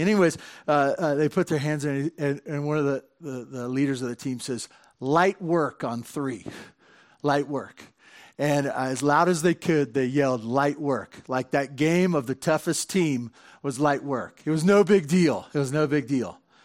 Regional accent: Santa Barbara, California, United States; I grew up in Santa Barbara, and my dad had a stable job

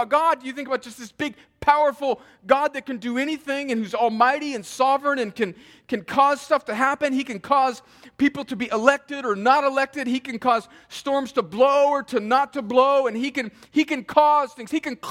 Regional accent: United States; growing up in America

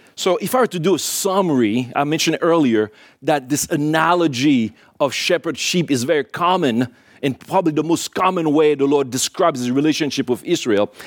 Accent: Port-au-Prince, Ouest, Haiti; moved away; I was born in Haiti, in Port-au-Prince, Haiti

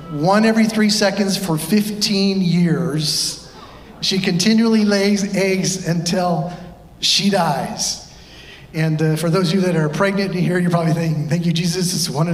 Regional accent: California, United States; now in Ohio, United States; I am from California

